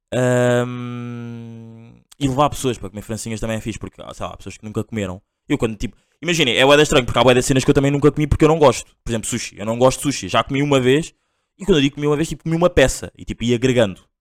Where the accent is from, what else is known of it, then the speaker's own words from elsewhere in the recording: Angola; eu sou angolano